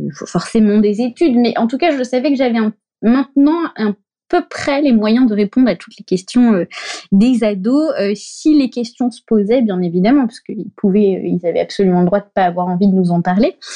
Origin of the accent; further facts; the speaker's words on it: Brittany, France; moved away as an adult; also born or lived in Paris; je suis bretonne, moi